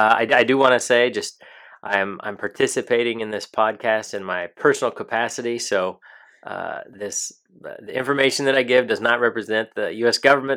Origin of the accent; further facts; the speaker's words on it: San Antonio, Texas, United States; moved away as an adult; now in Washington, United States; I grew up in San Antonio, Texas